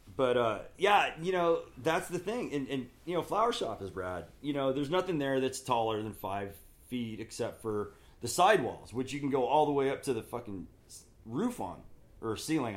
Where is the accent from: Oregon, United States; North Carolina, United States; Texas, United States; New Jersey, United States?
Oregon, United States; moved away as an adult; also born or lived in La Mirada, California / Palm Springs, California / Oceanside, California; now in Northern California, United States; those twelve years, first grade through twelfth grade, I spent in Oregon teenage years in the 80s.